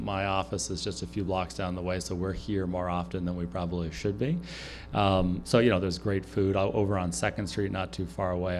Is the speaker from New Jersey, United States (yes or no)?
no; California, United States; moved away as an adult; now in Wisconsin, United States; born and raised in California. Uh, moved to Wisconsin when I was 20